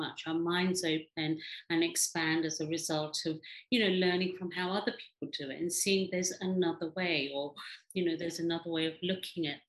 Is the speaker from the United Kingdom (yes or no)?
yes; England, United Kingdom; also born or lived in Africa / India; I live in England, brought up in England, born in Africa, but originally from India.